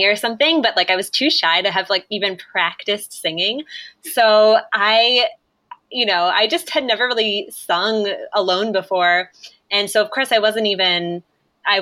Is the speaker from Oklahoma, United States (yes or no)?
no; Delaware, United States; moved away as an adult; also born or lived in New York; So we're both from Delaware, went to different schools. I went to Sanford School and you went to Charter, right